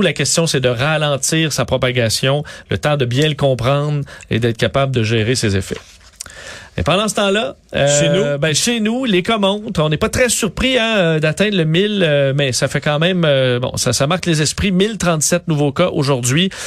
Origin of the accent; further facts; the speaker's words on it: Quebec, Canada; chez nous au Québec